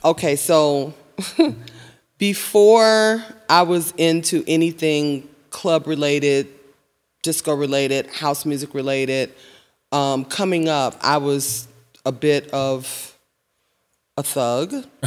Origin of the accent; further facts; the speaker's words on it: Chicago, Illinois, United States; I was born and raised in High Park